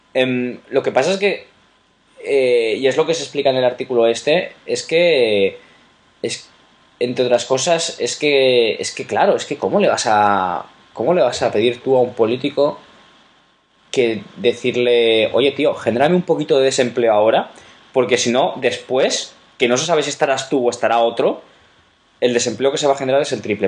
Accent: Valencian Community, Spain; mi tierra, por ejemplo, en la comunidad valenciana

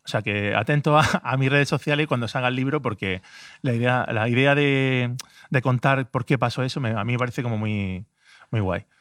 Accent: Granada, Andalusia, Spain; yo vivo en Granada, soy de Granada

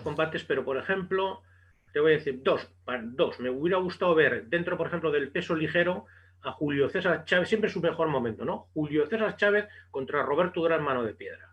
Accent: Bilbao, Basque Country, Spain; yo que soy de Bilbao

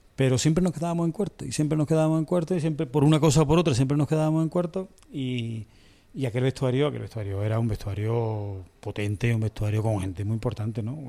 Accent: Córdoba, Andalusia, Spain; also born or lived in Las Palmas; yo soy nacido en Las Palmas y criado en Córdoba

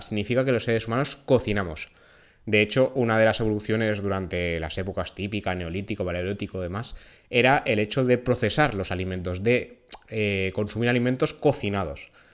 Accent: Valencian Community, Spain; En mi tierra, en Valencia

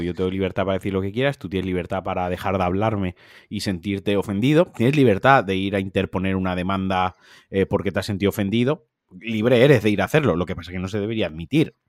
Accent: Valencian Community, Spain; como valenciano

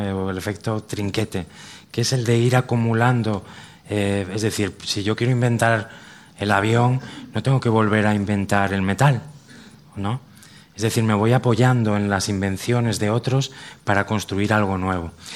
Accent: Cantabria, Spain; los que somos de Cantabria

